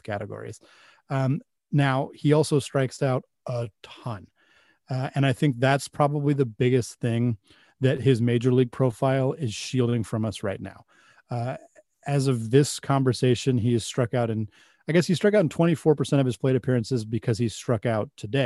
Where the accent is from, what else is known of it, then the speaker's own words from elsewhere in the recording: Pacific Northwest, United States; I grew up in the Pacific Northwest, so I've always been a Mariners fan